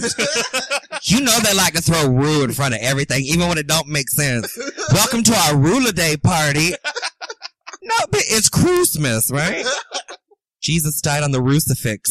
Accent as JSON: {"language": "English", "town": "Umatilla", "region": "Florida", "country": "United States", "tie": "born or raised there", "also_born_or_lived": "Leesburg, Florida", "said": "I was born in Leesburg, uh-huh. But I was raised in Umatilla"}